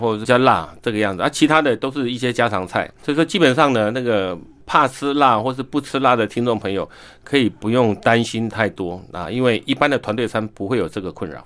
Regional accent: Taiwan; 我们台湾人

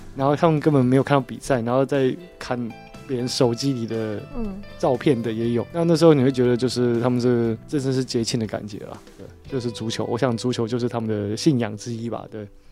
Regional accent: Taiwan; 我们台湾人

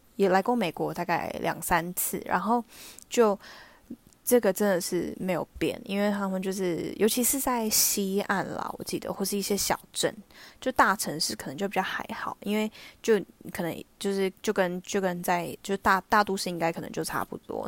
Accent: Taiwan; now in United States; 然后也没有像台湾那样子的口感。对，然后还有最后一个是，呃，我我们的房子很坚固，然后但是他们的房子超级不堪一击

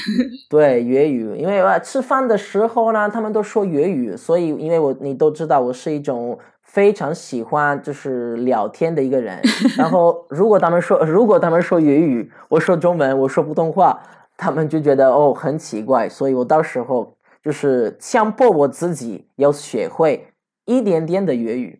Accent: Venice, Veneto, Italy; Chinese is a second language; moved away as an adult; also born or lived in Sicily / Xiamen, China / Guangzhou, China; 我在，我在西西里出生的，我在威尼斯长大的，我是在，然后我在中国成熟的

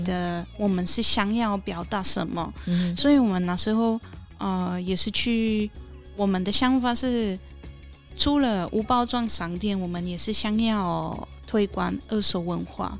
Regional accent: Poland; Chinese is a second language; moved away as an adult; also born or lived in Tainan, Taiwan; now in Taichung, Taiwan; 我是来自波兰的…，嗯，是商梦三行的老板娘。嗯哼。呃，在台，台湾已经六年了

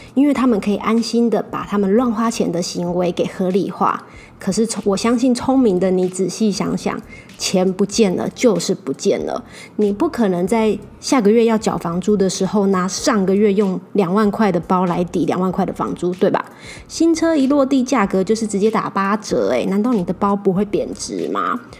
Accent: Taiwan; 我们土生土长的台湾人

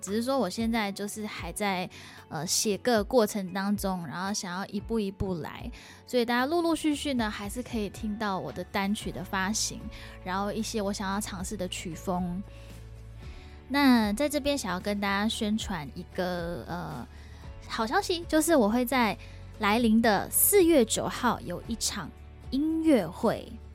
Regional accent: Singapore; also born or lived in Taipei, Taiwan; now in Taoyuan, Taiwan; 我最近也是有回新加坡过年

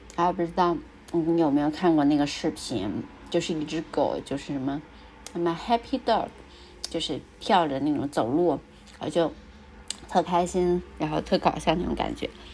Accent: Hebei, China; moved away as an adult; also born or lived in Australia; 我从小出生在河北，然后环境污染很严重

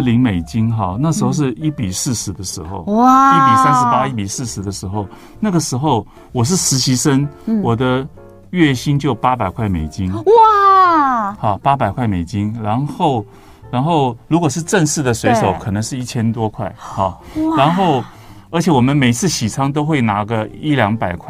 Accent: Taiwan; 我们我们台湾

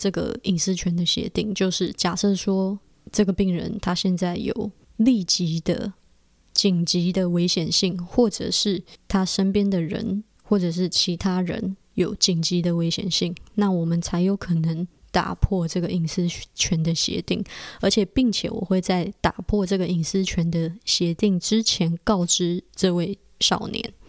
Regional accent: Taiwan; now in Canada; 我是在加拿大，我不是加拿大的原住民，我也不是。好几代都在加拿大的白人，我就是一个从台湾来移民到加拿大的移民家庭

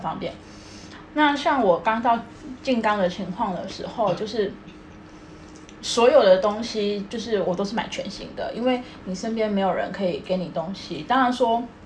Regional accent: Taiwan; now in Tokyo, Japan; 我自己在台湾，我也是乡下出生的孩子

